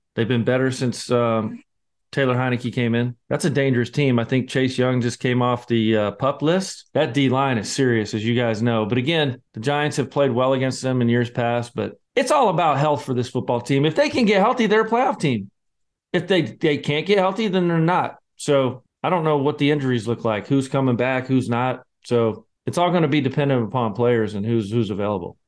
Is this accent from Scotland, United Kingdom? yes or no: yes; Scotland, United Kingdom; I'm the Scotsman